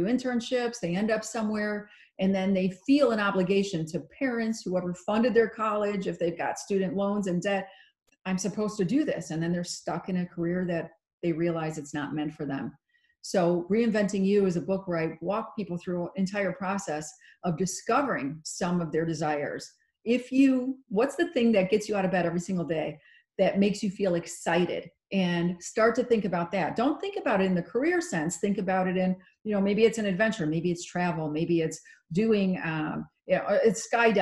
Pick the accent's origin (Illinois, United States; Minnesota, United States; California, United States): Illinois, United States; Chicago; I grew up in the Chicago area